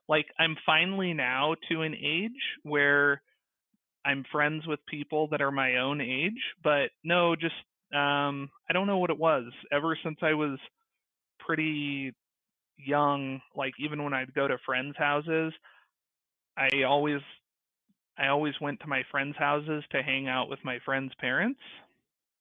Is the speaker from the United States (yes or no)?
yes; LA County, California, United States; I was born in California. I grew up in California and kind of mostly LA County.